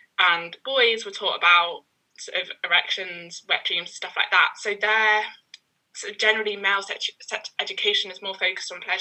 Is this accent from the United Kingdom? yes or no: yes; London, United Kingdom; also born or lived in Sheffield; I'm from East London. But I spent 3 years at uni in Sheffield and now I'm back.